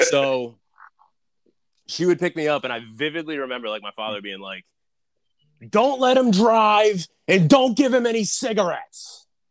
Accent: Northeast, United States; I'm also from the Northeast

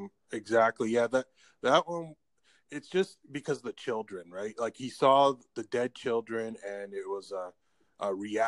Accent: Canada; as a Canadian looking down

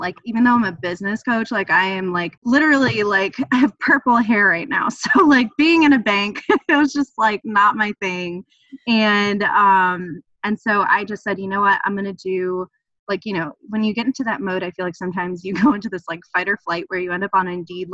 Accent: New York City, New York, United States; moved away as an adult; also born or lived in New Haven; I'm from New York City

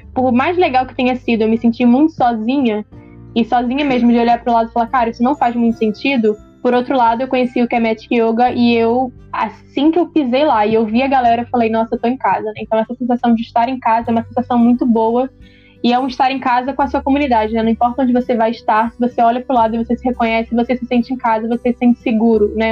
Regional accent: Brazil; sou de Caxias

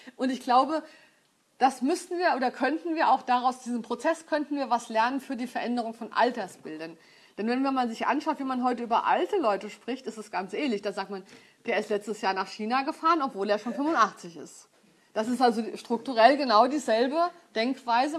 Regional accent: Frankfurt, Hesse, Germany; Ich komme aus Frankfurt

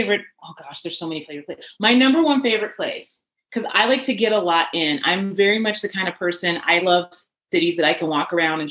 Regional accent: Chicago, Illinois, United States; now in Colorado, United States; I have to rep my hometown, Chicago

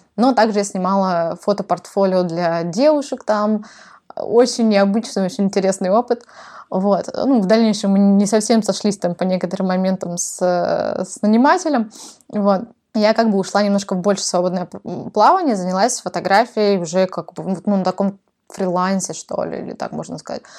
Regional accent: Novosibirsk, Novosibirsk Oblast, Russia; moved away as an adult; also born or lived in Kazakhstan / Moscow / Sydney / Melbourne; я родилась в Казахстане, а, выросла в Новосибирске, там я закончила школу

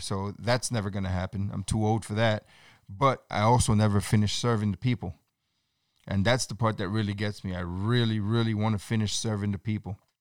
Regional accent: New York City, New York, United States; I'm born and raised in New York City

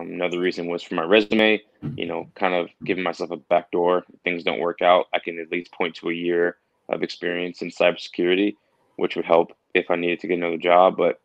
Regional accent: New York City, New York, United States; moved away as an adult; now in Pittsburgh, United States; I'm from New York City, born and raised in Queens

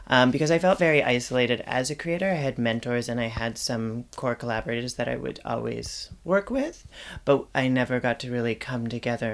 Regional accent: Salt Spring Island, British Columbia, Canada; now in Victoria, Canada; I grew up on Salt Spring Island.

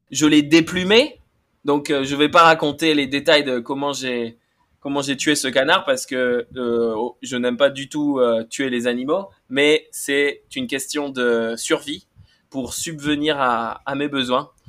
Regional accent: Bordeaux, Nouvelle-Aquitaine, France; je suis français, hein, j'ai grandi à Bordeaux

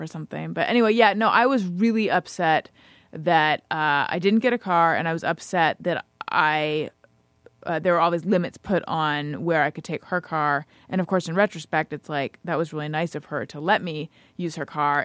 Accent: Orange County, California, United States; I grew up in Orange County

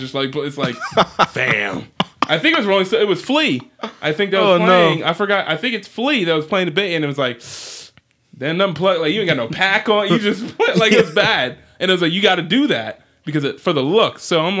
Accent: Atlanta, Georgia, United States; This is Atlanta. This is my hometown. Of course, I'm gonna do it.

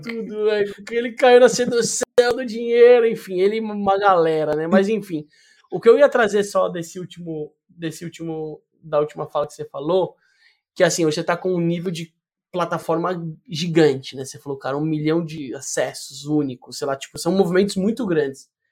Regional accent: Brazil; a gente, como é brasileiro visceral

